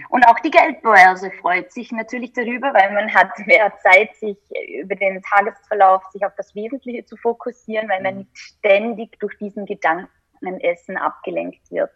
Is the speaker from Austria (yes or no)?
yes; Austria; als Österreicherin